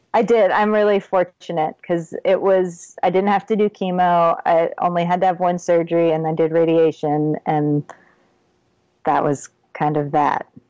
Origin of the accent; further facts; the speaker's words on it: Texas, United States; also born or lived in Ohio / Michigan / Florida; we moved to Texas when I was eight. I was born in Ohio, then we lived in Michigan and Florida for a little while, and then landed in Texas and have stayed ever since